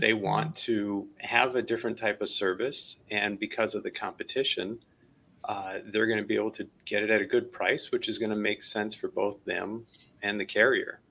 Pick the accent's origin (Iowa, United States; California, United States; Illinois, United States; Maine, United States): Illinois, United States; Chicago; I you know grew up in Chicago